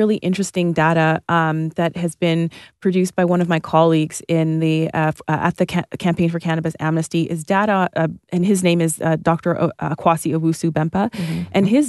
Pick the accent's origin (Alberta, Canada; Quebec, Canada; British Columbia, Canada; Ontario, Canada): Ontario, Canada; Toronto; so I grew up like in Northern Toronto on the border of Scarborough and North York, Victoria Park and Sheppard.